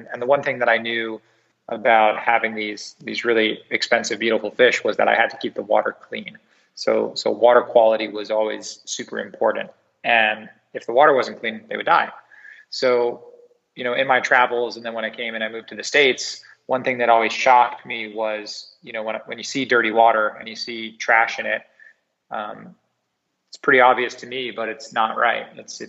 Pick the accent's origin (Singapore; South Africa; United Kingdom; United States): Singapore; And I was raised in Southeast Asia, predominantly in Singapore.